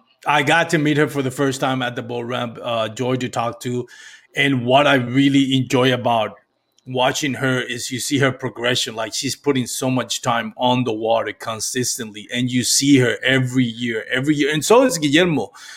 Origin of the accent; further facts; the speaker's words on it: Texas, United States; as a Texan